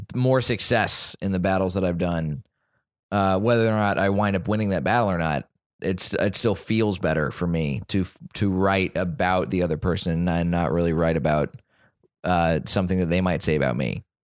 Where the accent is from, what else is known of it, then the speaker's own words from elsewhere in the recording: Dallas, Texas, United States; moved away; my hometown of Dallas